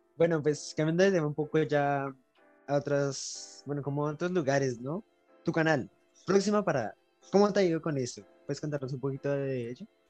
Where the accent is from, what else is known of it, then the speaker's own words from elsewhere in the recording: Colombia; nosotros como colombianos